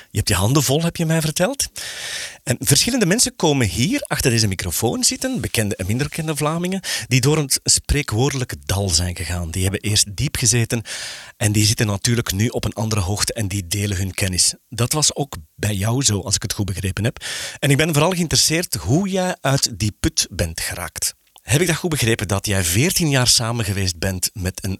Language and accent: Dutch; Netherlands; accent: zachte G; moved away as an adult; now in Flanders, Belgium